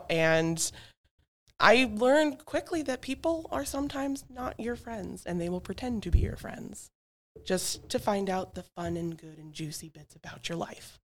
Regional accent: Alaska, United States; also born or lived in Montana; now in Simsbury, United States; I grew up in Alaska and Montana for the majority, so I'm a very outdoor wildling, nature friendly, horses, animals, farms.

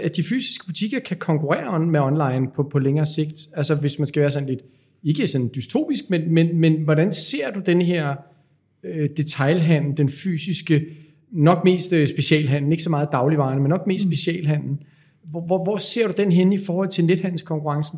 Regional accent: Denmark; som danskere

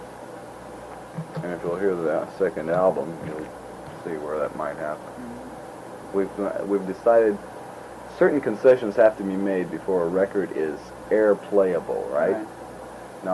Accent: California, United States; we're from California, you know, come out here

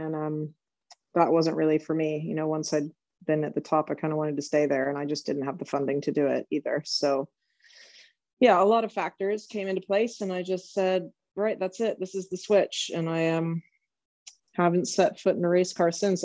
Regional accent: Southern California, United States; now in Lexington, Kentucky, United States; I grew up in Southern California

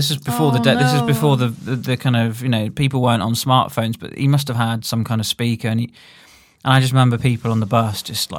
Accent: South West England, United Kingdom; I mean, I there's a place in Devon where I grew up on Dartmoor.

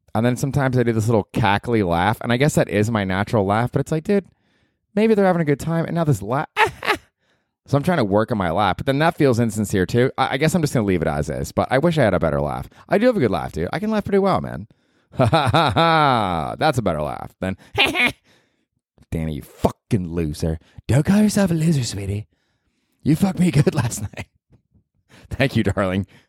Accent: Florida, United States; moved away; when I grew up in Florida, we had to take Florida history.

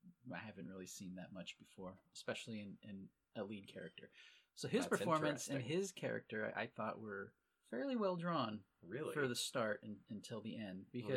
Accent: Southern Oregon, United States; I grew up in Southern Oregon

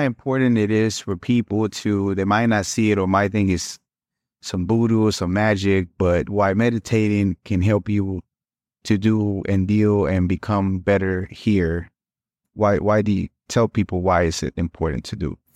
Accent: Mexico; moved away; I'm Mexicano también, so I was born in Mexico and little pueblito too

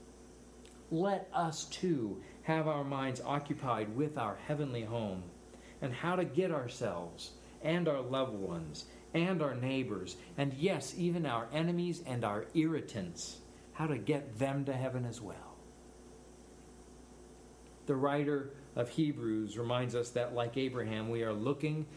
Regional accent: United States; I'm an American.

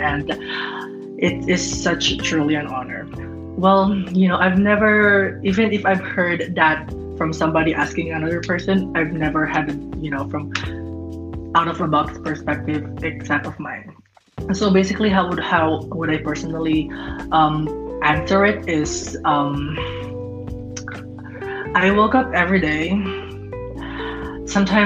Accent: Los Angeles, California, United States; I'm from Los Angeles, and I work through social media

